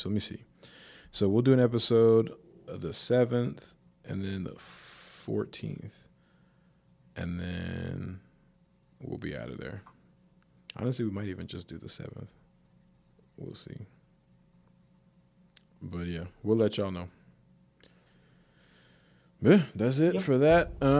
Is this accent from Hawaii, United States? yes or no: yes; Hawaii, United States; born there; See, I was born in Hawaii, so like I knew of Polynesian people